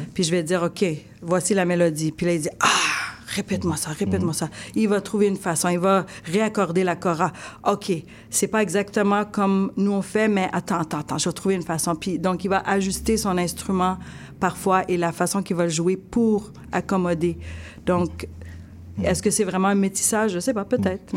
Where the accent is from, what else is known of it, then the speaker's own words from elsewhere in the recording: Sherbrooke, Quebec, Canada; J'ai grandi à Sherbrooke toute ma vie dans les cantons de l'Est.